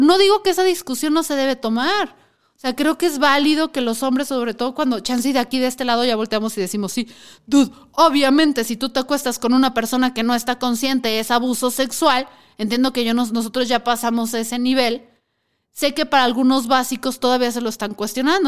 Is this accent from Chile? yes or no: no; Mexico; somos los mexicanos